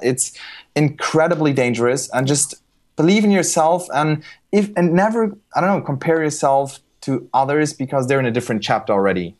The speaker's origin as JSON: {"language": "English", "country": "Germany", "tie": "born or raised there", "said": "I was born in Germany, raised in Germany"}